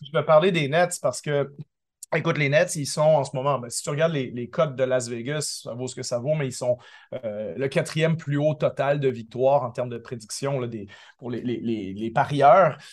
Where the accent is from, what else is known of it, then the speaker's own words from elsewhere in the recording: Quebec, Canada; also born or lived in Paris; now in Toronto, Canada; j'ai grandi au Québec